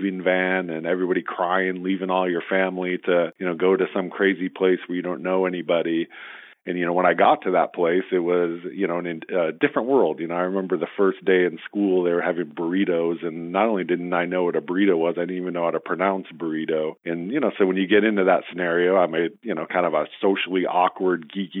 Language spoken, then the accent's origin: English; Southern California, United States; also born or lived in Michigan; now in San Jose, United States; my dad switched careers and got into aerospace, which brought us to Southern California.